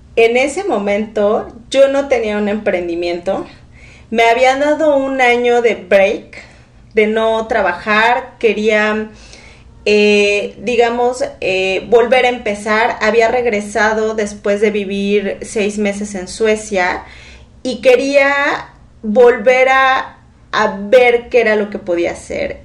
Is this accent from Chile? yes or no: no; Tuxpan, Veracruz, Mexico; soy una mujer orgullosamente veracruzana. Me encanta decir que soy de Tuxpan, Veracruz